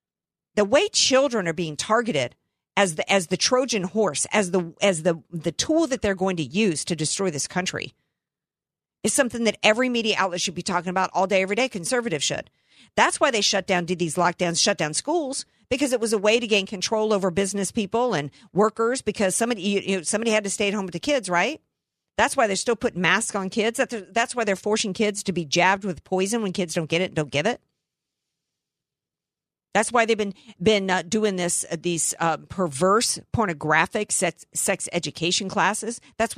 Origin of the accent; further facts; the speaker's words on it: Camp Lejeune, North Carolina, United States; born there; I was born in Camp Lejeune. I lived on military installations as a kid.